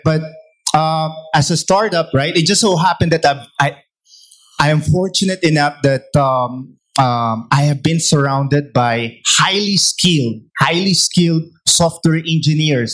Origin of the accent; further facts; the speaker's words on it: Philippines; as a Filipino startup